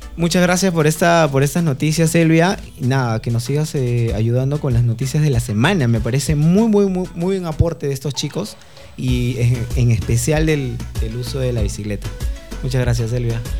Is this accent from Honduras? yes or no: no; Peru; Nosotros como peruanos